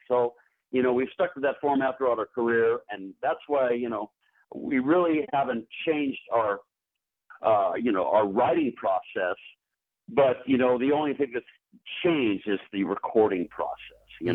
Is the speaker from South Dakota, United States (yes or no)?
no; California, United States; I'm playing my hometown here.